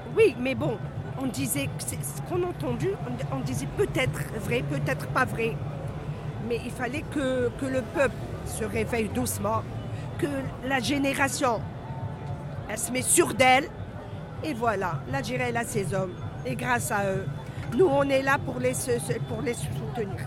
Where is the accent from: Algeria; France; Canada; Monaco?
Algeria; on est fiers d'être algériens